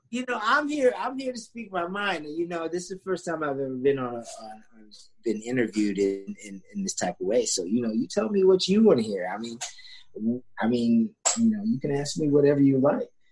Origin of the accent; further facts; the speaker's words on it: Sandusky, Ohio, United States; also born or lived in England; I grew up in Sandusky, Ohio